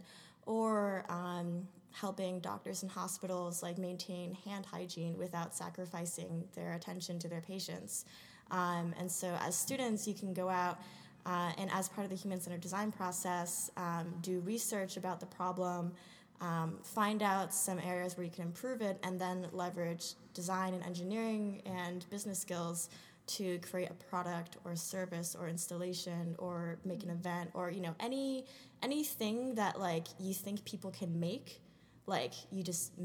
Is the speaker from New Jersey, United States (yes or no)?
yes; New Jersey, United States; also born or lived in Rhode Island; I am originally from New Jersey